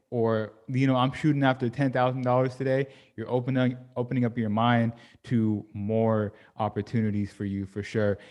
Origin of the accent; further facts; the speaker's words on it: Sacramento, California, United States; moved away as an adult; I grew up in Sacramento, California